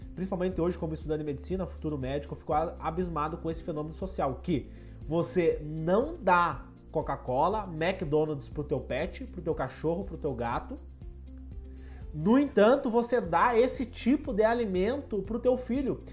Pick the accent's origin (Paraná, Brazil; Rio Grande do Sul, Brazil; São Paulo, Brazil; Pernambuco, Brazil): Rio Grande do Sul, Brazil; Passo Fundo; Eu sou de Passo Fundo, aqui do norte do Rio Grande do Sul